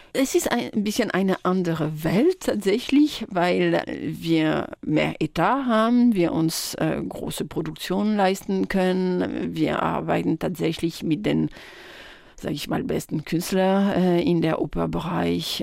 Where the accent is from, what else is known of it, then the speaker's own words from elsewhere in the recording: village near Tours, Centre-Val de Loire, France; German is a second language; moved away; ich bin äh, nicht in Tours direkt aufgewachsen. Ich bin auf dem Dorf äh, in, der Nähe